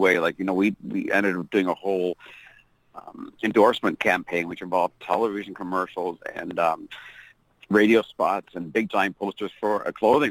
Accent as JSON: {"language": "English", "country": "Canada", "said": "being a Canadian band and a new young Canadian band"}